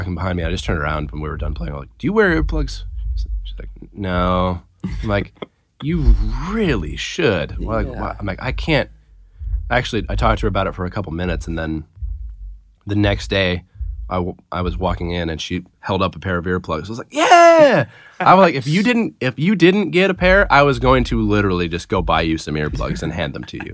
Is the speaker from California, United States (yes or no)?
yes; near Chico, California, United States; Chico, which is near where I'm from